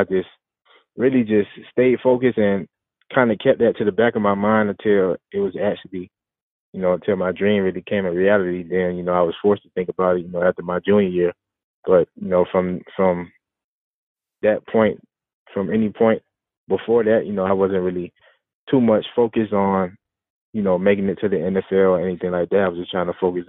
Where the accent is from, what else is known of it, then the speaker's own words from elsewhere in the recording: Florida, United States; I may go back to where I grew up in Florida and give some bites out.